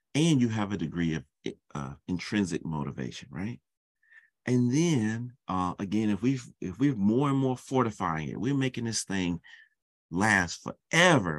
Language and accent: English; Charlotte, North Carolina, United States; moved away; I'm from Charlotte, North Carolina